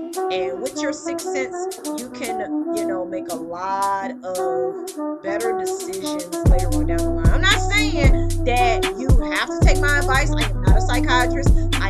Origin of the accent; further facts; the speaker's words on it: the South, United States; accent: Southern; In order for me to get my accent back, I need to go back home for about a year or two and then come back, and then y'all be able to hear my accent. Even though it sounds very lovely and I sound like a straight up Southern belle to the max.